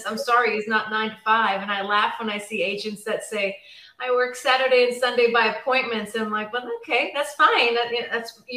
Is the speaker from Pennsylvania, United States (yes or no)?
yes; Pittsburgh, Pennsylvania, United States; moved away as an adult; now in Dallas-Fort Worth, United States; I'm originally from Pittsburgh, Pennsylvania.